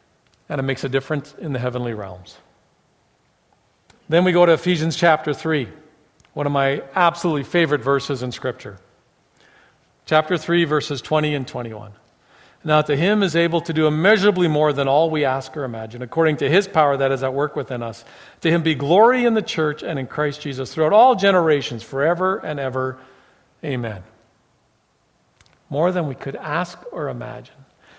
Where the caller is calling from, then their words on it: Calgary, Alberta, Canada; also born or lived in Fresno, California; We moved from Fresno, California, grad school, to Calgary because we believed the Lord was calling us there. We'd never lived in Calgary.